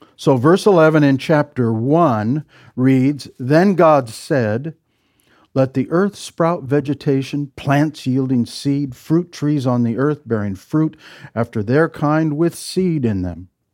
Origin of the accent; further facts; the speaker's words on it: Midwest, United States; I'm from the Midwest